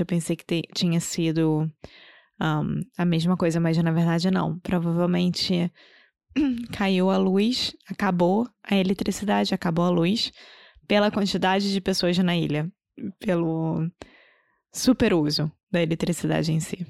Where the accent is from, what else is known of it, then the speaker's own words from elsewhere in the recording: Rio de Janeiro, Brazil; accent: carioca; first language Portuguese; Eu sou brasileira, carioca do Rio de Janeiro